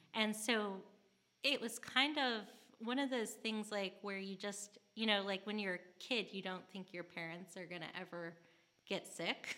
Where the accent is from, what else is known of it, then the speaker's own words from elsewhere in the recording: St. Louis, Missouri, United States; also born or lived in St. Charles, Missouri; now in Birmingham, United States; I was born and raised in St. Louis, Missouri